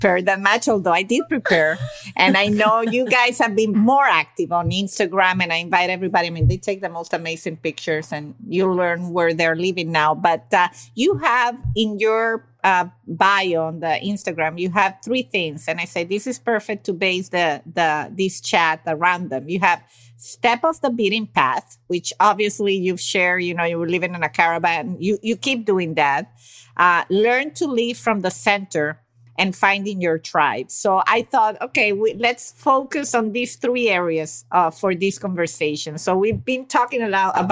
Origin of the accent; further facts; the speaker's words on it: Venezuela; I come from an Italian family and I was raised in Venezuela